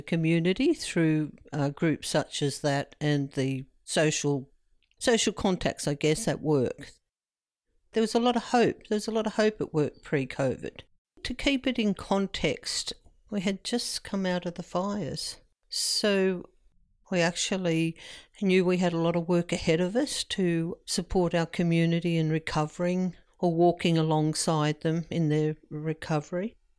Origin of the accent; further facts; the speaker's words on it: Candelo, New South Wales, Australia; I come from the Candalough area